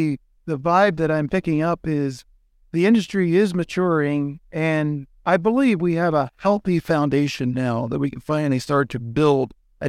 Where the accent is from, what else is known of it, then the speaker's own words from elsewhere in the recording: Pennsylvania, United States; from Southern Pennsylvania, Lancaster County.